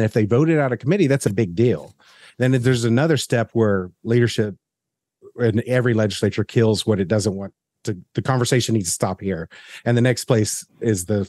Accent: the South, United States; as a Southerner

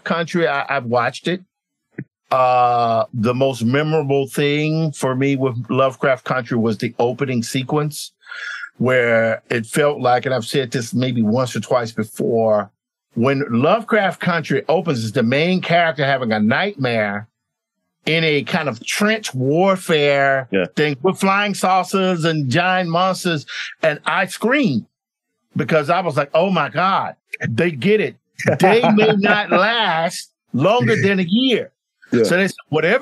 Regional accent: Clarksdale, Mississippi, United States; also born or lived in Tupelo, Mississippi; I'm from Mississippi

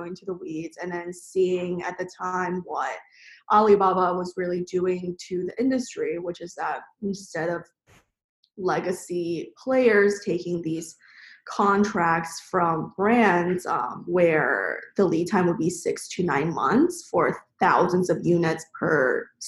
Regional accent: suburbs in Maryland, United States; also born or lived in China; I grew up in China, moved to the U.S. in elementary school where I was then in the suburbs in Maryland

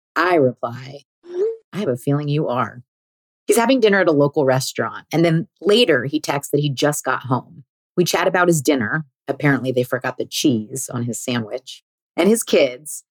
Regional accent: California, United States; I was also born here. Turns out we were both born at the same hospital, went to the same small private school from kindergarten to eighth grade, and the same high school

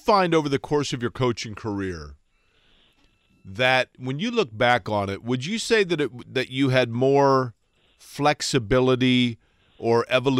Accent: Indianapolis, Indiana, United States; I grew up in Indianapolis

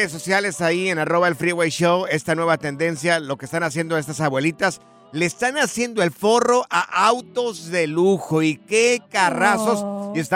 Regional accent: Aguascalientes, Mexico; Yo que soy de Aguascalientes

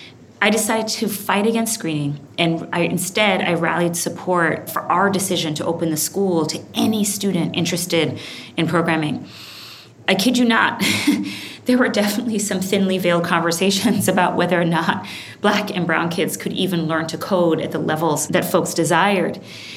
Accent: Brooklyn, New York, United States; also born or lived in Kingston, Jamaica; started when I was a girl growing up in Brooklyn, New York, but also Kingston, Jamaica.

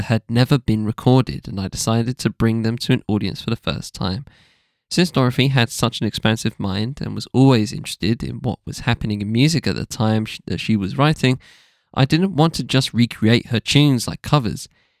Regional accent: New York, United States; At the same time, growing up in New York, I was just surrounded by hip-hop.

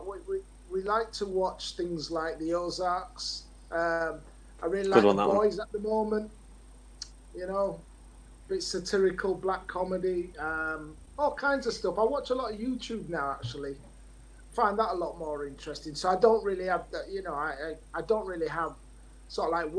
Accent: Leeds, Yorkshire and the Humber, United Kingdom; I live in Leeds, I'm from Leeds

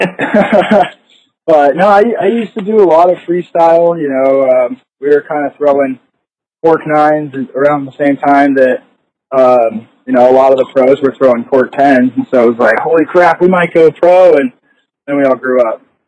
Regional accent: Salt Lake City, Utah, United States; I'm originally from Salt Lake. I grew up downtown, just right by the Capitol

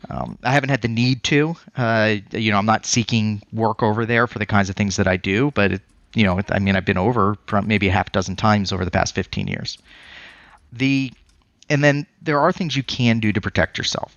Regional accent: Colorado, United States; now in Phoenix, United States; I'm from Colorado before this

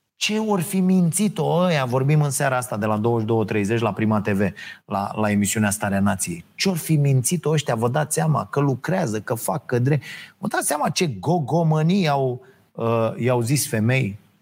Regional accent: Romania

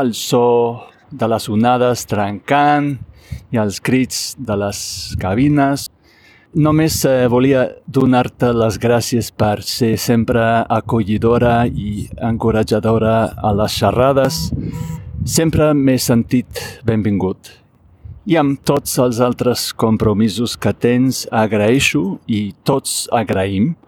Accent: Laguna Beach, California, United States; Catalan is a second language; la meva ciutat natal, Laguna Beach

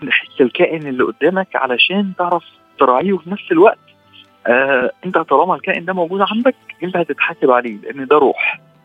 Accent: Egypt; عندنا في مصر هنا

